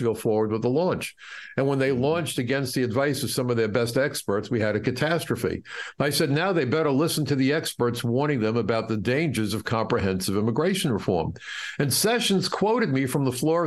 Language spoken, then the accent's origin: English; New York City, New York, United States; I grew up in Brooklyn, tough growing up in Brooklyn